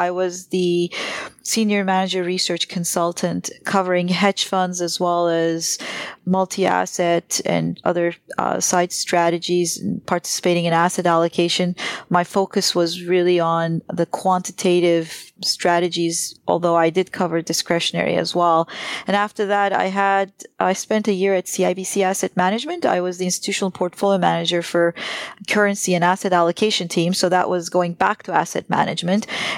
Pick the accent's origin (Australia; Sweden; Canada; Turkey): Turkey; moved away as an adult; I started out my career as actually a trader in Turkey. I grew up in Turkey and I was a currency and bond trader.